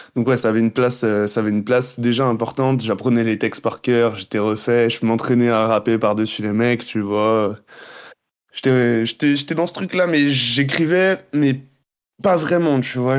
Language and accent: French; Guadeloupe; moved away as an adult; also born or lived in Montreal; je suis né là-bas. J'ai vécu toute ma vie là-bas